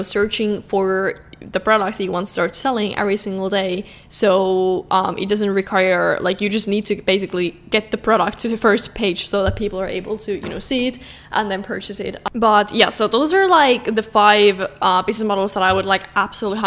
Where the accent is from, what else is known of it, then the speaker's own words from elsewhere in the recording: Finland; I'm from Finland